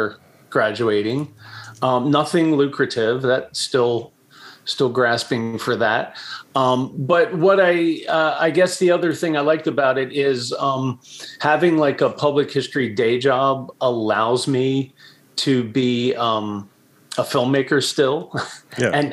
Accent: Baltimore, Maryland, United States; I was born in Baltimore. I'm from here. I've moved away a few times, but always came back.

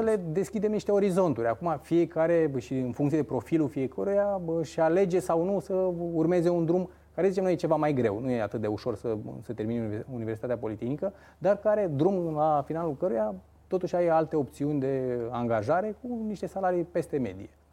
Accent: Focșani, Vrancea County, Romania; sunt din Focșani

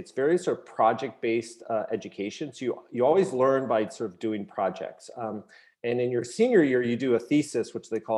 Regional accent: Massachusetts, United States; also born or lived in Los Angeles, California; I was actually born in LA, lived there for a few years, but I basically grew up here in Massachusetts

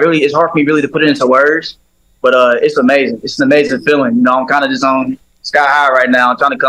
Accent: Indianapolis, Indiana, United States; back at home in my hometown where I grew up? Grew up being a Colts fan.

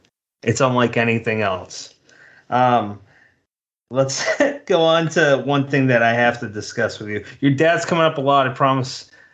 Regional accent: New England, United States; I'd be some drunken New Englander stuck in my hometown.

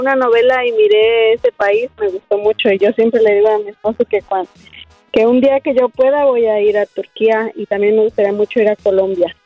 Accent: Celaya, Guanajuato, Mexico; Yo soy de Celaya, Guanajuato.

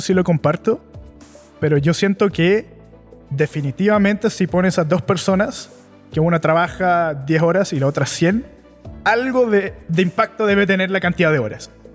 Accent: Chile; Yo nací y crecí en Chile.

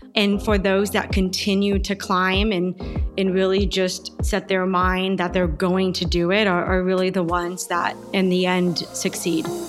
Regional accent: Yuma, Arizona, United States; I was born and raised in Yuma, Arizona.

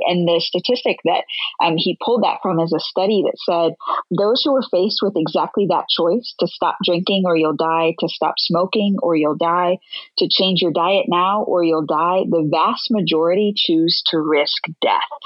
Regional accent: Latrobe, Pennsylvania, United States; moved away; my family still lives there, and my dad's the executive pastor at Charter Oak Church, and I grew up in that church

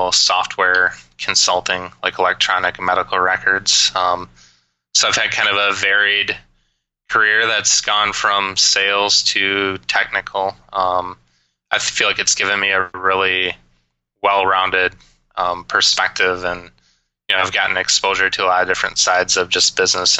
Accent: Grand Rapids, Michigan, United States; now in Denver, United States; Growing up, I spent every moment possible skiing at a local ski hill in Michigan called Canonsburg in the Grand Rapids, Michigan area

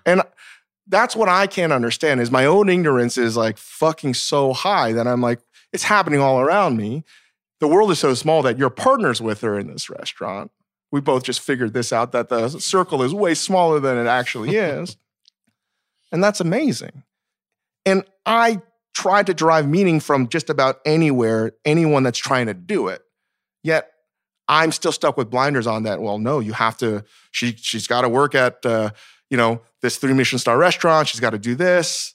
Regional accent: Virginia, United States; As a Korean American growing up in Virginia

